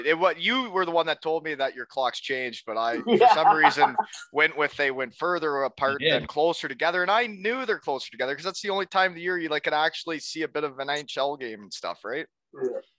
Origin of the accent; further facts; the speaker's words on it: Canada; moved away; also born or lived in United States / Germany; I had all my hockey buddies from the U.S. and then my hometown buddies from Canada.